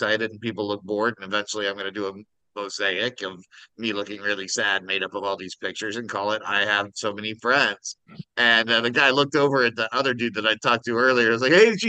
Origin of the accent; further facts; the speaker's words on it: Kansas, United States; I'm from Kansas